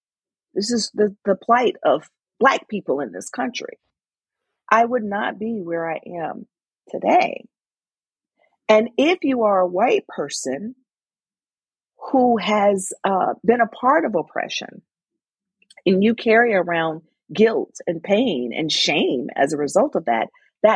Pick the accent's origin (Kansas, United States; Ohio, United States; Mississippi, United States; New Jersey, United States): Mississippi, United States; now in Connecticut, United States; I grew up in Mississippi